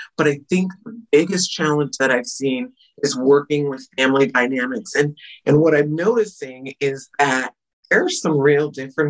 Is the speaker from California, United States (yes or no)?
yes; San Jose, California, United States; now in Shasta County, United States; where I was raised in Santa Clara County, {S1} mm-hmm. {S2} you know, San Jose, California, 12th largest city in the nation.